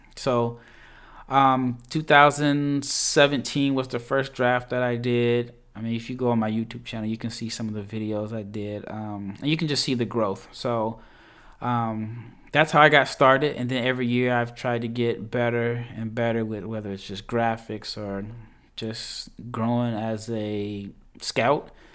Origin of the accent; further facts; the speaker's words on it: Nebraska, United States; I'm from Nebraska